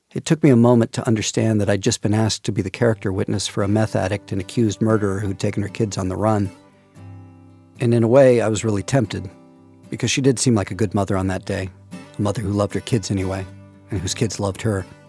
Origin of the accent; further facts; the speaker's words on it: California, United States; I'm from California